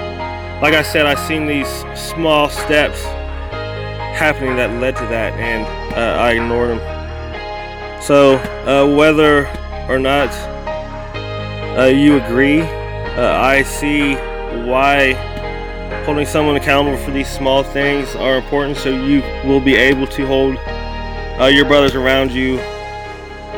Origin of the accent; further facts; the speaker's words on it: Wilmington, Ohio, United States; I'm from Wilmington, Ohio